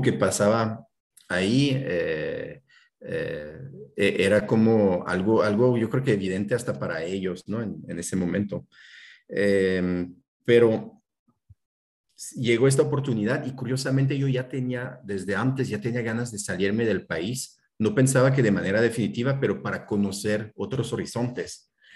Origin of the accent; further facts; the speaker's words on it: France; Spanish is a second language; moved away as an adult; also born or lived in Spain; now in Hermosillo, Mexico; vivo en Hermosillo, Sonora, pero soy de Francia originalmente